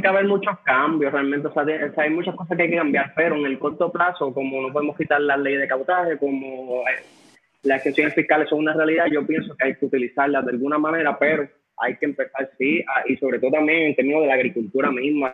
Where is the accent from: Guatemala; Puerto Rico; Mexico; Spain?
Puerto Rico; nosotros como puertorriqueños